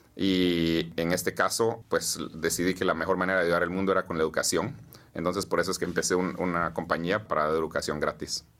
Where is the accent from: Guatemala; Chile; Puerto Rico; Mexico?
Guatemala; moved away as an adult; now in United States; Nací y crecí en Guatemala.